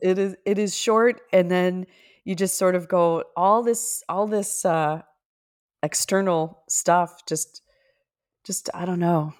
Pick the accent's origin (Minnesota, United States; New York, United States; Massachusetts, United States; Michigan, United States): Minnesota, United States; I'm from Minnesota